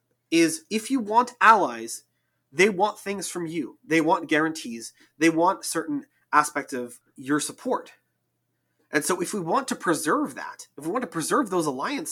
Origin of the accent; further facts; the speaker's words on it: United States; born there; as somebody who is born blind in the United States